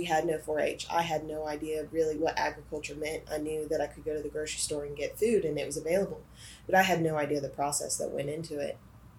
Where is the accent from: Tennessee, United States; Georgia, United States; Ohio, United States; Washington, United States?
Georgia, United States; Gwinnett County; I grew up in Gwinnett County. I went to school in the inner side of Atlanta